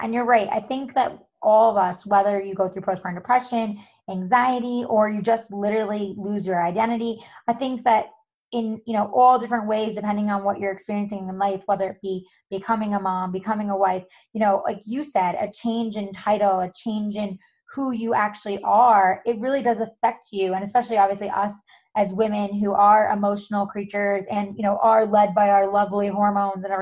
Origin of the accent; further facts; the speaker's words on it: New York, United States; moved away as an adult; now in California, United States; I'm originally from New York. I moved out here over a decade ago